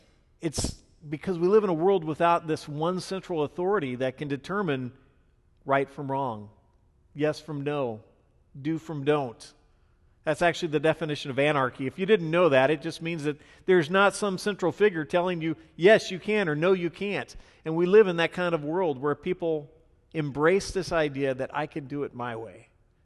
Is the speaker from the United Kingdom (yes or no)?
no; Ireland; I'm Irish, so it's not so weird to me